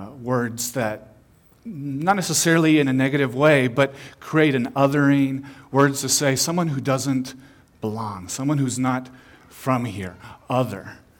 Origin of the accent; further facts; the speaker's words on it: Peru; also born or lived in Chile / Panama; Growing up, I was a missionary kid in Latin America. I was born in Peru, then I lived in Chile and in Panama and Central America.